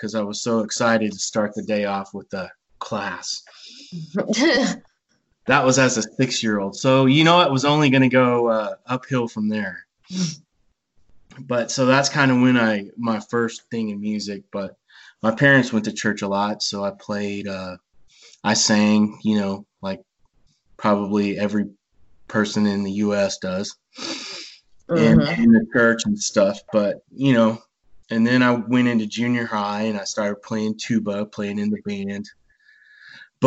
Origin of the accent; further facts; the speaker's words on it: Bandera, Texas, United States; I was a little kid and I grew up in Bandera, Texas